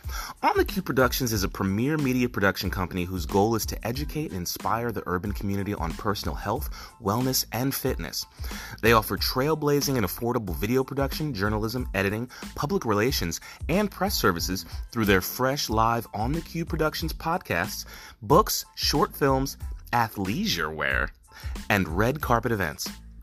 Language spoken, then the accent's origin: English; Newark, New Jersey, United States; I grew up in Essex County, Newark specifically, Newark, New Jersey, and Union is kind of a hop, skip, and a jump away.